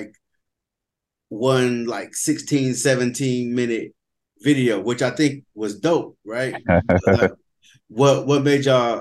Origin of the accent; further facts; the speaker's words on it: the South, United States; I'm from the South as well